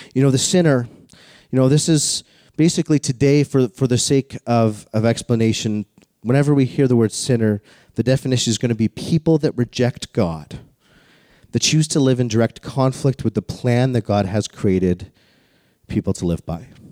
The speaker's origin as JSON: {"language": "English", "town": "Calgary", "region": "Alberta", "country": "Canada", "tie": "born or raised there", "said": "I grew up in Calgary, the home of the greatest outdoor show on earth called the Calgary Stampede"}